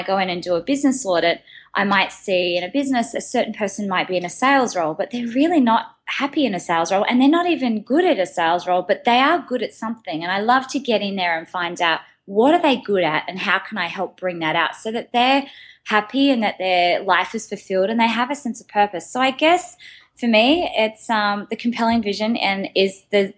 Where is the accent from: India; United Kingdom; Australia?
Australia; Sydney, New South Wales; moved away as an adult; now in New York, United States; I'm from Australia and moving over to New York and having to start again